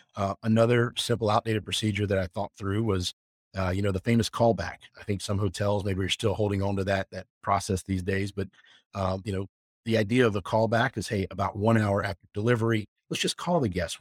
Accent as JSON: {"language": "English", "region": "the South", "country": "United States", "tie": "born or raised there", "also_born_or_lived": "Jackson Hole", "moved": "as an adult", "said": "growing up in the South where my family's from and the people that I grew up"}